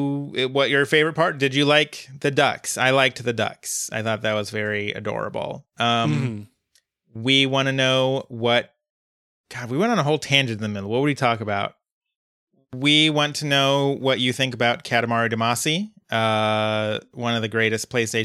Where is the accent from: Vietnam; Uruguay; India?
Uruguay; I'm 23 years old, so I was like 10 when the … episode came out. And I'm also from Uruguay.